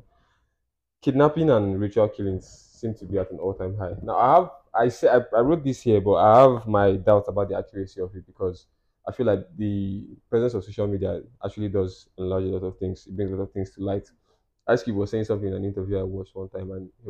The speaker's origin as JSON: {"language": "English", "country": "Nigeria", "said": "as a Nigerian"}